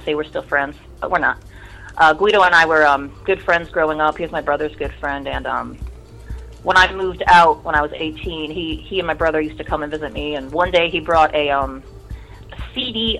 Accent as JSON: {"language": "English", "town": "Streetsboro", "region": "Ohio", "country": "United States", "said": "I'm from Streetsboro, about 40 miles south of Cleveland, which is right around Nelson Ledges."}